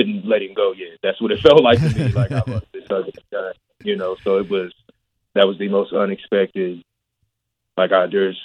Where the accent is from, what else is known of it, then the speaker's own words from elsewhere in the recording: Richmond, Indiana, United States; I grew up in Richmond, Indiana